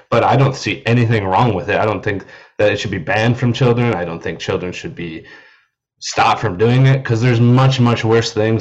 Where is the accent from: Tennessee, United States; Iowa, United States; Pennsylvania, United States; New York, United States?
Iowa, United States; I'm from Iowa, and there's zero drag shows in any of the cities that I lived in Iowa